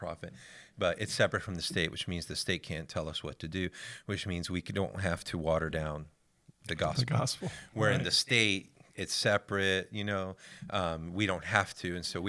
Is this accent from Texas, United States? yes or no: no; Tampa, Florida, United States; my wife Monica. We're from Tampa, Florida.